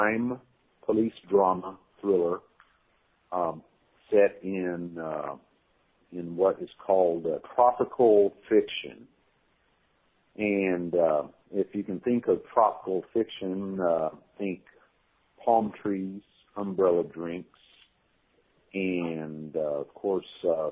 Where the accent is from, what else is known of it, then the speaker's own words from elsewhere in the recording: Texas, United States; moved away as an adult; now in Hong Kong; I'm originally from Texas. Currently, I've been living in Hong Kong